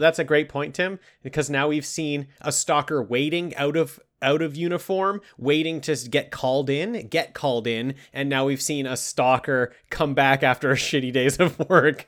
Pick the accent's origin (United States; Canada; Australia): Canada; we're Canadian boys